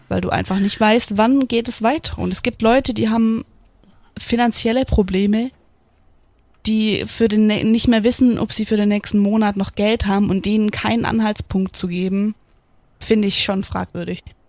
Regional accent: Germany; bei uns in Deutschland

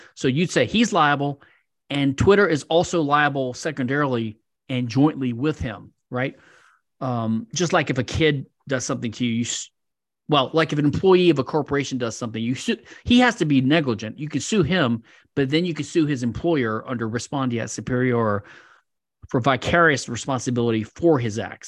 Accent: Louisiana, United States; Louisiana, my home state

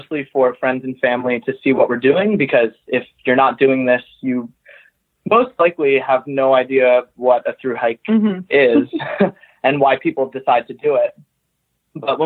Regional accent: New Jersey, United States; we're both from North Jersey

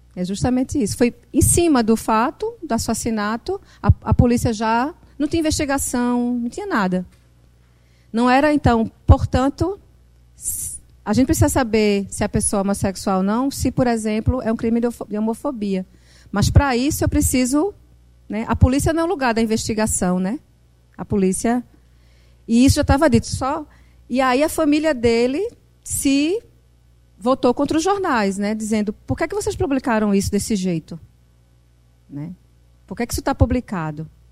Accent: Northeast Brazil, Brazil; accent: Northeastern (Nordeste)

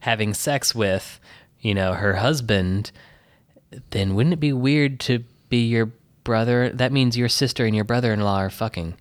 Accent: Texas, United States; also born or lived in Michigan; now in New York City, United States; I was born in Texas, blah, blah, blah, and then I went to Michigan

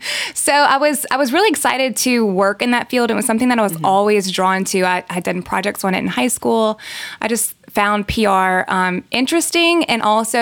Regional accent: Luling, Louisiana, United States; also born or lived in Lafayette, Louisiana; I grew up in Luling, Louisiana. I went to Hahnville High School, graduated there, moved straight to Lafayette to come to UL.

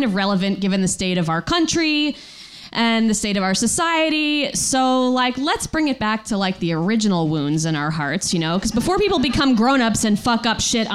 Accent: Connecticut shoreline, United States; I grew up on the Connecticut shoreline

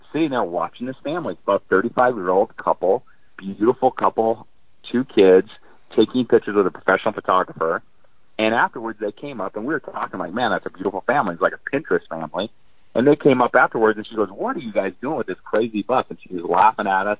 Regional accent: North Dakota, United States; I grew up in North Dakota, small family farm

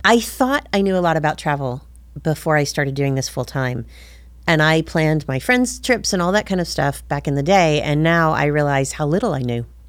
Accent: Ringgold, Georgia, United States; also born or lived in London; I'm originally from Ringgold, Georgia

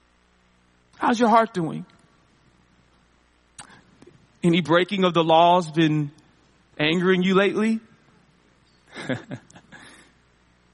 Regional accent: Seattle, Washington, United States; I'm from Seattle

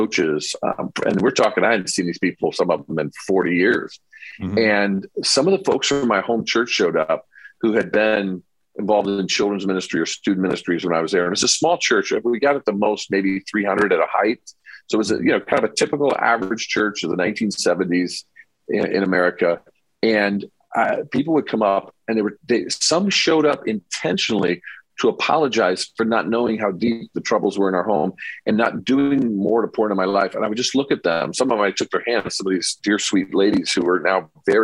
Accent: Mishawaka, Indiana, United States; that church I grew up in Northern Indiana

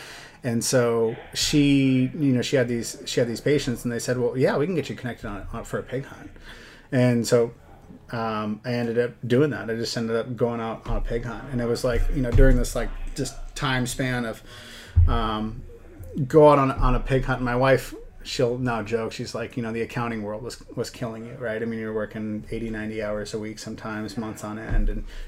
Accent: Washington, United States; So I grew up in Washington. My dad was, you know, got into hunting and fishing through my dad. And so spent a lot of years growing up. We had a cabin in Central Washington near Ellensburg

